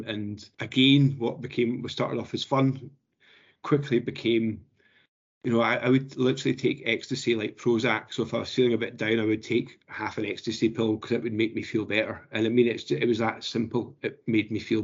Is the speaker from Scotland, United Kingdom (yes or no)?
yes; Edinburgh, Scotland, United Kingdom; I was brought up in Edinburgh